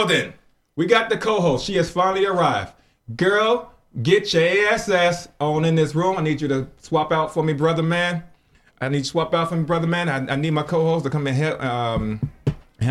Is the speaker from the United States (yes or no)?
yes; Chicago, Illinois, United States; now in New Jersey, United States; I met her when I first moved to Jersey. I'm originally from Chicago